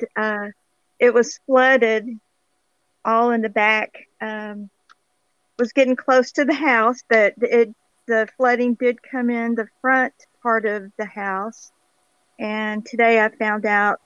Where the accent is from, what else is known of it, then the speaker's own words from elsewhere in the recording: Grand Prairie, Texas, United States; also born or lived in Frankston, Texas / Arlington, Texas / Fort Worth, Texas; I am from Grand Prairie. I was born here and I grew up here